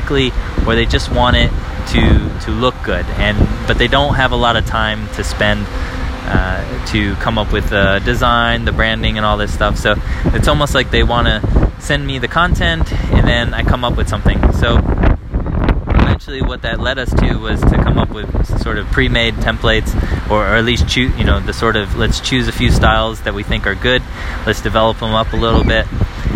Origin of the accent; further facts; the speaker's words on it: United States; moved away as an adult; now in Paris, France; I'm an American living here abroad with my wife and daughter